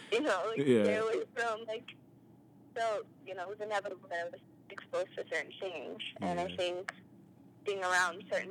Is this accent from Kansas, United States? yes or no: no; North Carolina, United States; I grew up in North Carolina